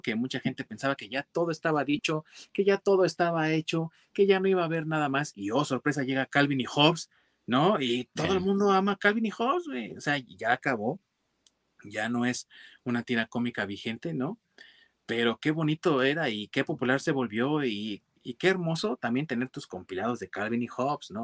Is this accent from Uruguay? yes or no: no; Mexico; yo soy mexicano